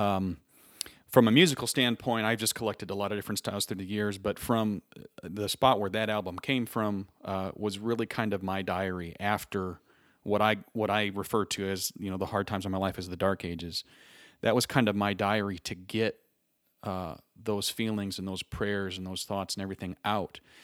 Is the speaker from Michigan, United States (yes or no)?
yes; Three Oaks, Michigan, United States; moved away as an adult; now in Indianapolis, United States; I was born and raised in Three Oaks, through Oaks, Michigan, about ten minutes off the lake